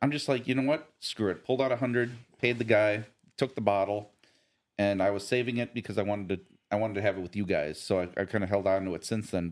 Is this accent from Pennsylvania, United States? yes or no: no; near Nashville, Tennessee, United States; moved away; I grew up near Nashville.